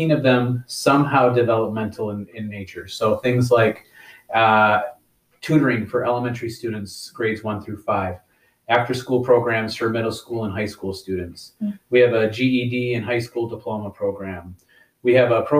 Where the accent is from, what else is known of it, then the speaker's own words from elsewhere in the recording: Caledonia, Michigan, United States; also born or lived in Lansing, Michigan / Grand Rapids, Michigan; I grew up in Caledonia, so I've pretty much been here my whole life